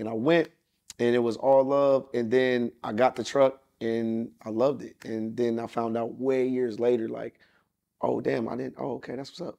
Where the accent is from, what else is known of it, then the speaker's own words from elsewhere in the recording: Atlanta, Georgia, United States; also born or lived in Los Angeles; growing up in Atlanta